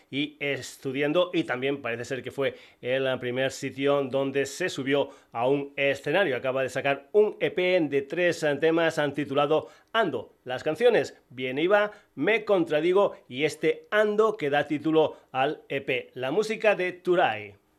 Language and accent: Spanish; Extremadura, Spain; mi tierra, de Extremadura